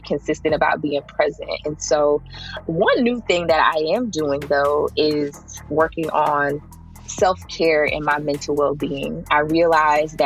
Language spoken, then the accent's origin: English; Jersey City, New Jersey, United States; also born or lived in Tallahassee, Florida; I am from Jersey City, New Jersey. I grew up right in the heart of the hill of Jersey City.